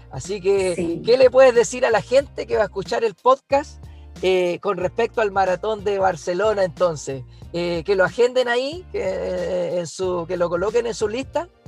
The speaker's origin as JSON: {"language": "Spanish", "country": "Chile", "said": "siendo la mejor chilena y, la verdad, eh, la verdad es una experiencia inolvidable más allá del tiempo"}